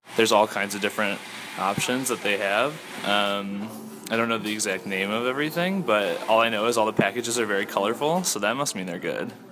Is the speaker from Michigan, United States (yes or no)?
yes; Farmington Hills, Michigan, United States; now in Lansing, United States; I am originally from Farmington Hills, Michigan, but I live in Lansing.